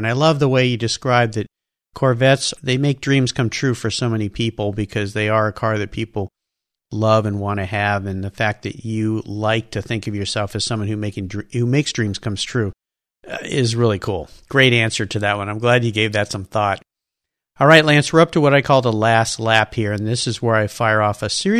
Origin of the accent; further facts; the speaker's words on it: Southern California, United States; I grew up in Southern California, a surfer